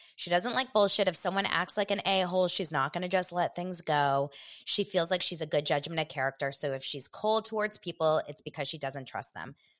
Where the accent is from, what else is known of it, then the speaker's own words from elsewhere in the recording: Los Angeles, California, United States; from Los Angeles